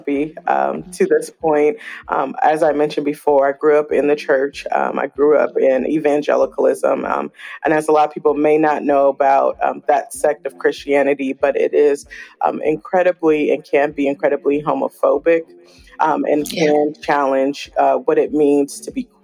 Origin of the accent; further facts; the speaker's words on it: Oakland, California, United States; I grew up in Oakland, California